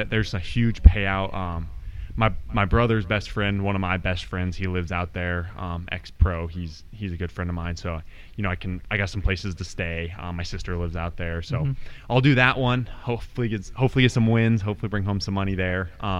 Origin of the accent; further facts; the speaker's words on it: Colorado Springs, Colorado, United States; now in Florida, United States; Colorado Springs, Colorado.